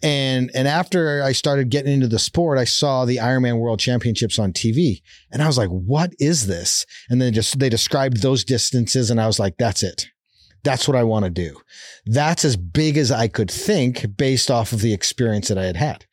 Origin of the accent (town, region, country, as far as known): Calgary, Alberta, Canada; born or raised there; moved away as an adult; now in Utah, United States